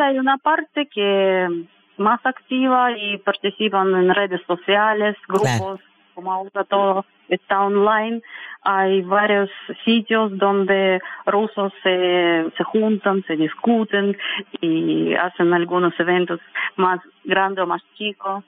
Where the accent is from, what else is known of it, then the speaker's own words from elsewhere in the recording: Siberia, Russia; Spanish is a second language; moved away as an adult; now in Chile; Soy siberiana